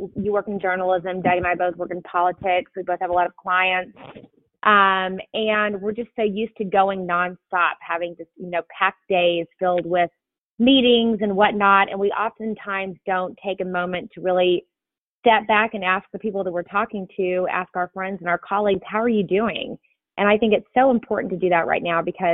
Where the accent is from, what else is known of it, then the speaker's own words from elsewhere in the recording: Arkansas, United States; I'm from Arkansas, and there are a lot of folks here